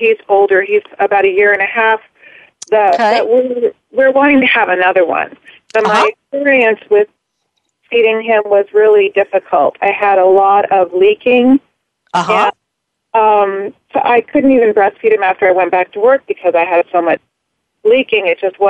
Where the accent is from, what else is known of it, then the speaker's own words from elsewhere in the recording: California, United States; I'm from California.